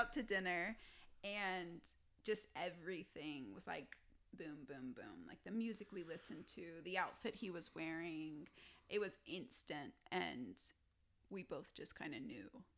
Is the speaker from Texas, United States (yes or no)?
yes; Texas, United States; now in Colorado Springs, United States; I'm from Texas